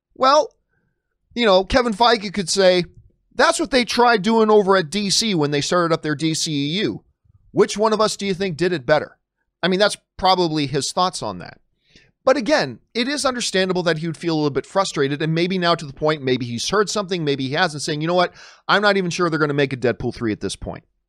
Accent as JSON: {"language": "English", "town": "Hamilton", "region": "Ontario", "country": "Canada", "tie": "born or raised there", "moved": "yes", "said": "my hometown of Hamilton, Ontario, Canada"}